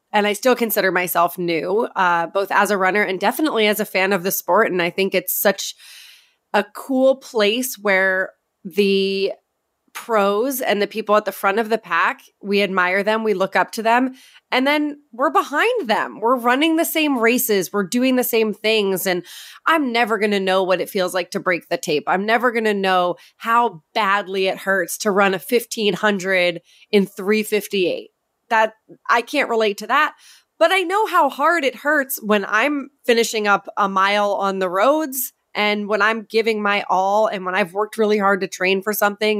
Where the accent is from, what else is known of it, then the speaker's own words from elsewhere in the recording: New Hampshire, United States; moved away; I grew up in New Hampshire, which is where I am back living now